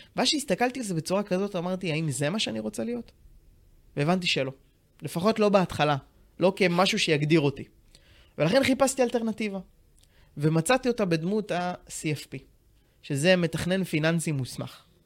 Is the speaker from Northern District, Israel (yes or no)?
yes; Tiberias, Northern District, Israel; now in Ramat Gan, Israel; אני במקור מטבריה, גר היום ברמת גן עם אשתי דנה היקרה